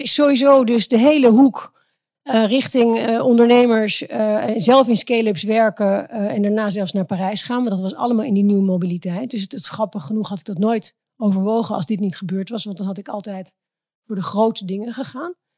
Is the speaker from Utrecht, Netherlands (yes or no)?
yes; Driebergen, Utrecht, Netherlands; also born or lived in Zeist; ik ben ehm, in de bossen opgegroeid in Driebergen